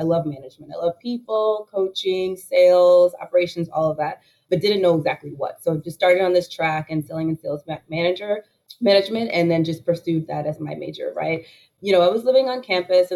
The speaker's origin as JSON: {"language": "English", "town": "Oak Park", "region": "Illinois", "country": "United States", "tie": "born or raised there", "also_born_or_lived": "Chicago, Illinois", "said": "I was born in the north side of Chicago, and my parents really invested in education for us. So moved us to Oak Park, Illinois, graduated there"}